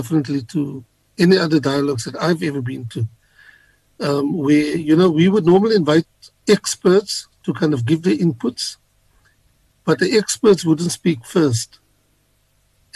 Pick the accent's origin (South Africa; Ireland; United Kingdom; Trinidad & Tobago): South Africa; we as South Africans, coming from our different backgrounds